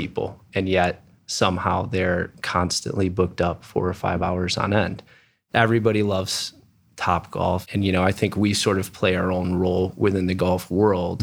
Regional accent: outside of Detroit, east side of Michigan, United States; moved away as an adult; also born or lived in Grand Rapids, Michigan; now in Columbus, United States; I grew up on the east side of the state, outside of Detroit

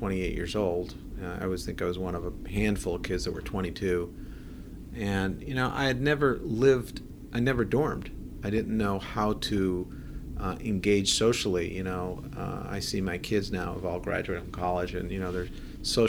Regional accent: Buffalo, New York, United States; moved away as an adult; also born or lived in California; now in Columbus, United States; I grew up in Buffalo, New York

